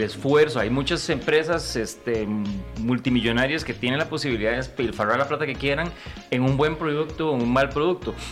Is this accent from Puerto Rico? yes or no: no; Costa Rica; amo hacer cine en mi país, amo hacer proyectos en mi país